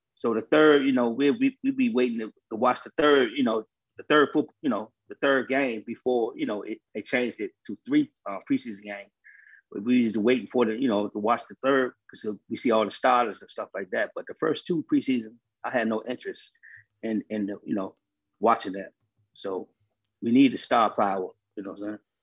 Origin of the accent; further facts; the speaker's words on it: Washington, District of Columbia, United States; I'm from Southeast DC